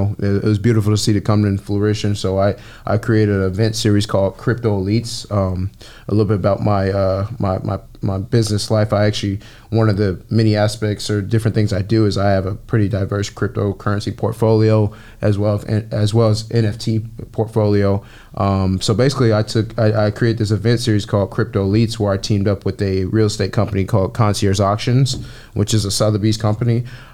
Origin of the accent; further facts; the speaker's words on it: Kansas City, Missouri, United States; now in Los Angeles, United States; I'm from Kansas City, Missouri.